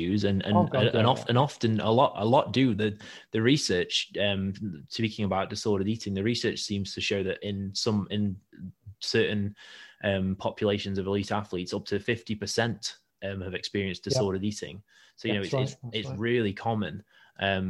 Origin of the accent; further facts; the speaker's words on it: Stoke-on-Trent, West Midlands, United Kingdom; I'm from Stoke